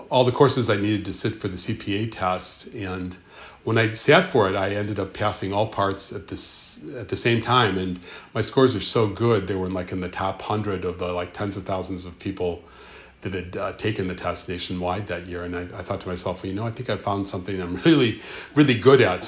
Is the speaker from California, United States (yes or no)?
no; Park Ridge, Illinois, United States; I grew up in Park Ridge, Illinois.